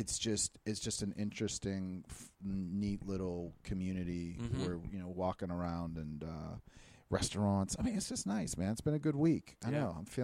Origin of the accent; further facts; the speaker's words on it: Pittsburgh, Pennsylvania, United States; We're from Pittsburgh.